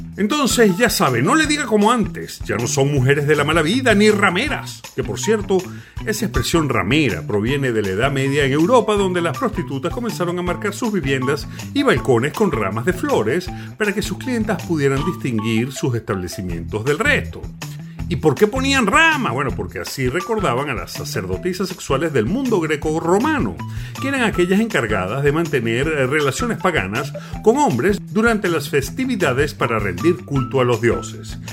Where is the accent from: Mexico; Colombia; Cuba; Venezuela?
Venezuela; nos hemos dado cuenta los venezolanos